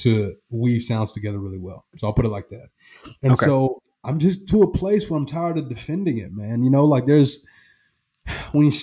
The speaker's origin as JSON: {"language": "English", "region": "the South", "country": "United States", "tie": "born or raised there", "accent": "a little twang", "said": "I grew up in the South, right? I've got a little twang"}